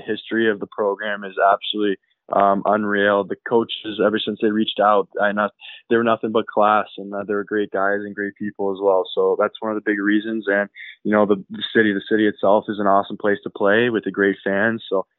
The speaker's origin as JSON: {"language": "English", "region": "Arizona", "country": "United States", "tie": "born or raised there", "also_born_or_lived": "Sweden", "said": "And that's where he had myself and my younger sister. I lived there for a few years, and we moved over to Arizona as he was drafted by the Winnipeg Jets"}